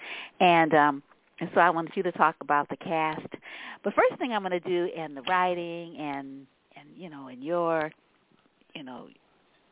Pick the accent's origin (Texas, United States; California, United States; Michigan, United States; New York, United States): California, United States; San Francisco; also born or lived in Louisiana; I grew up in Viz Valley. I mean, that's one of the places we came here. Yeah, yeah, we lived in the Fillmore when we came here from Louisiana